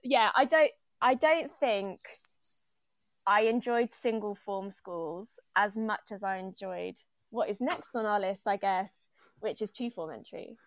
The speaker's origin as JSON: {"language": "English", "town": "Longtown", "region": "West Midlands", "country": "United Kingdom", "tie": "born or raised there", "also_born_or_lived": "Liverpool area (Edge Hill University)", "moved": "as an adult", "lives_now": "London, United Kingdom", "said": "I grew up in Longtown."}